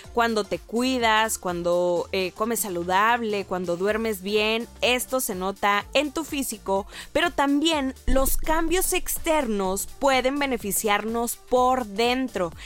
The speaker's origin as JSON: {"language": "Spanish", "country": "Mexico"}